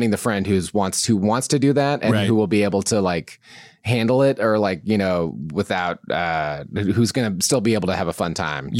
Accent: Southeast Alaska, United States; born or raised there; moved away; also born or lived in Los Angeles, California

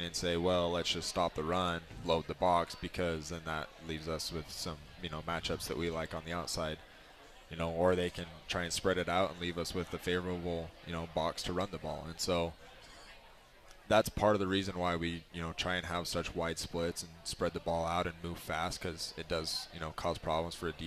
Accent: Utah, United States; I grew up in Utah County almost

